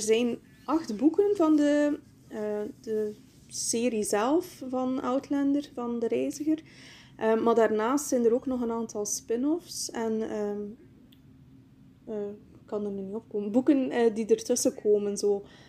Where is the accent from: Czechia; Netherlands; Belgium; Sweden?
Belgium; Bruges, Flanders; Ik kom uit Brugge, België